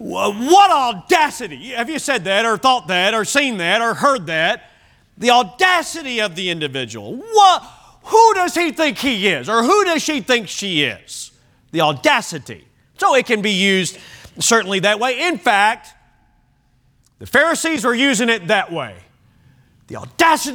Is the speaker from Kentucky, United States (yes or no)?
yes; Kentucky, United States; when I grew up in Kentucky